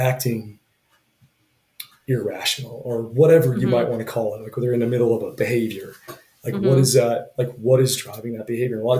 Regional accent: Utah, United States; now in Wyoming, United States; I grew up in Utah and then here in Wyoming

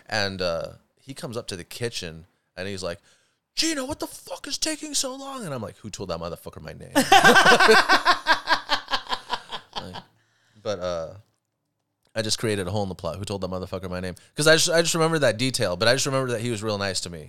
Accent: Huntington Beach, California, United States; I grew up in Huntington Beach

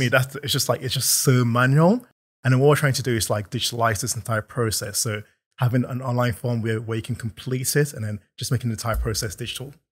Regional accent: London, United Kingdom; also born or lived in Nigeria; I'm from London, so I'm not sure how far back you wanna go, but I was born in Nigeria and moved over here when I was seven

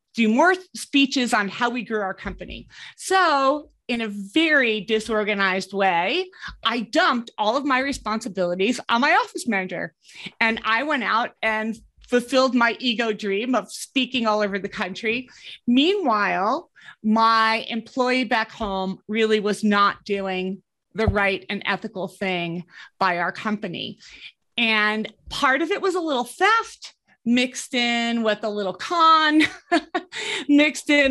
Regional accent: East Coast, United States; moved away as an adult; also born or lived in New York City / Denver / Caribbean; now in Colorado, United States; I grew up on the East Coast

